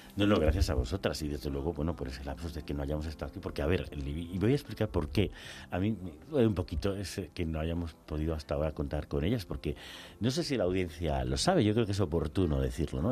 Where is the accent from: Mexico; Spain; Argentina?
Spain; lo vivimos en nuestra carne propia como españoles, españolas